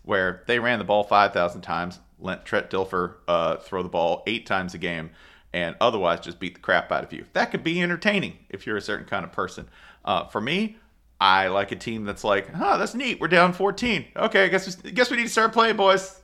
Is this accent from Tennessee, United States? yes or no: yes; Tennessee, United States; I grew up in Tennessee